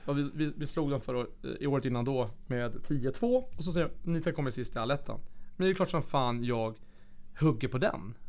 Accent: Flemingsberg, Stockholm County, Sweden; moved away; also born or lived in Kalix / Piteå; jag ska börja spela hockey hemma i Flemingsberg, division 4.

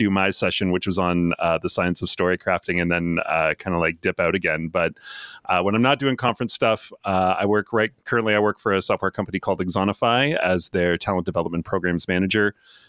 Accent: Canada; I'm Canadian, too.

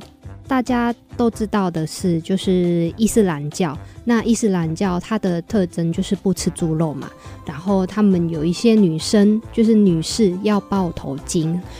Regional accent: Surabaya, East Java, Indonesia; now in Taiwan; 大家好，

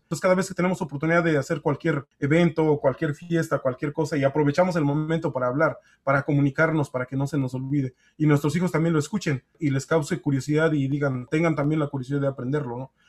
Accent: Santa Fe de la Laguna, Michoacán, Mexico; moved away as an adult; now in Louisville, United States; Soy purépecha, este, originario de la comunidad de Santa Fe de la Laguna

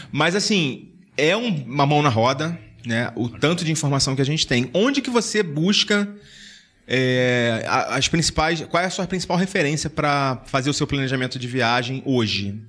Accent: Rio de Janeiro, Brazil; now in São Paulo, Brazil; Eu sou do Rio

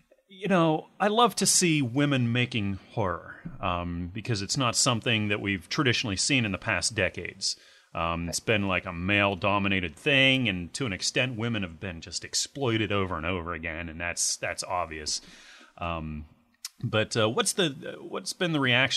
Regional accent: United States; I'm an American

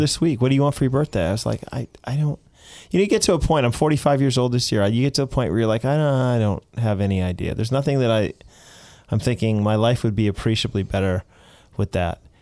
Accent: United States; I am an American

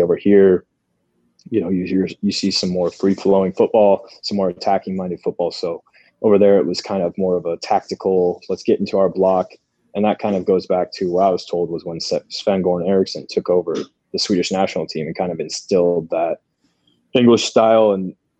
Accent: United States; also born or lived in Sweden; growing up in the States as a young player

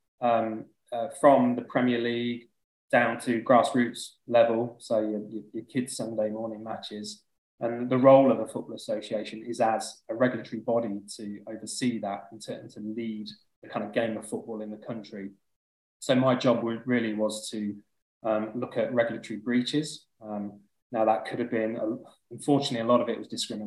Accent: Leicester, East Midlands, United Kingdom; moved away as an adult; also born or lived in London; So I moved down to London when I was 21 from Leicester. That's where I'm from.

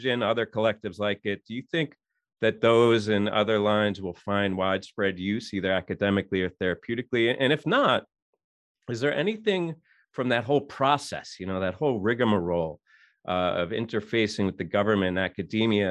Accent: New York City, New York, United States; born and raised in New York City

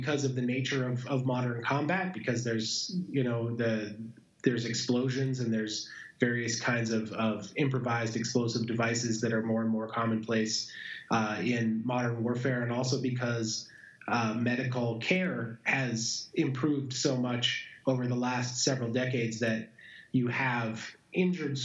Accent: Montana, United States; my hometown of Montana

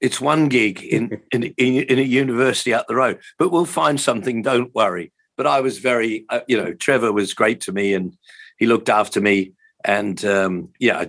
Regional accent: Hamilton, Waikato, New Zealand; moved away as an adult; also born or lived in England / Auckland; I grew up in Hamilton, which is, I think, probably, I don't know, 50,000 people perhaps at that point in time.

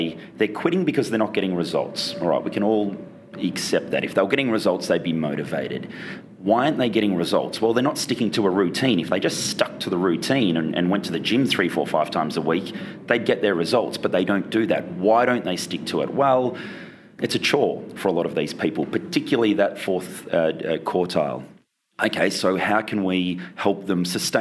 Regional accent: Australia; moved away as an adult; also born or lived in Chicago, United States; now in Laguna Beach, United States; I'm from Australia. I came out to the States in 2011

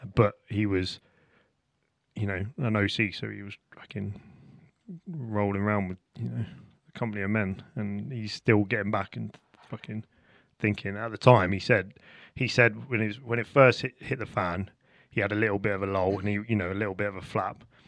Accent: Portsmouth, South East England, United Kingdom; I'm from Portsmouth

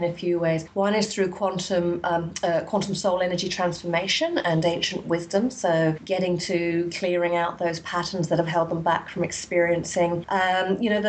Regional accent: England, United Kingdom; I grew up in England in quite a dysfunctional family

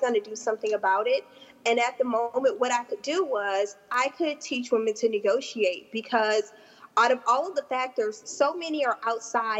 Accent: South Louisiana, United States; I'm from South Louisiana

